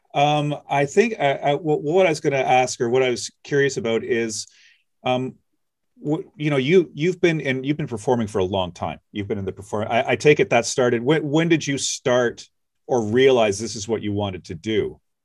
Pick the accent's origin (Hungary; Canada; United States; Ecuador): Canada; Nova Scotia; I grew up in Nova Scotia